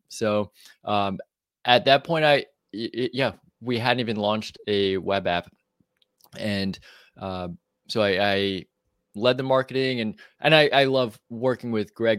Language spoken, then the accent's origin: English; New York, United States; moved away as an adult; now in Austin, United States; I grew up in the East Coast in New York